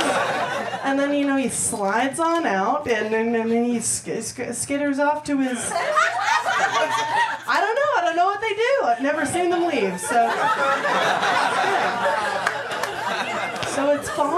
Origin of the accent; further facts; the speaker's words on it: Massachusetts, United States; moved away as an adult; I'm from Massachusetts